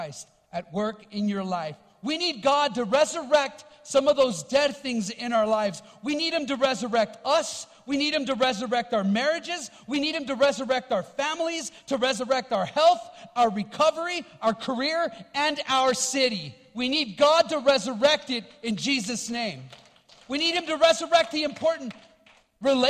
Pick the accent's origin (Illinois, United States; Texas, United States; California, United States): California, United States; Los Angeles; I grew up in Los Angeles, born and raised there